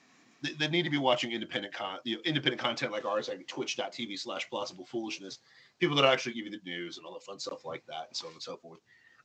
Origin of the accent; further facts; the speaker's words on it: Florida, United States; I tell them I'm a Floridian. You know, I'm like, I love Jesus and I'm from Florida.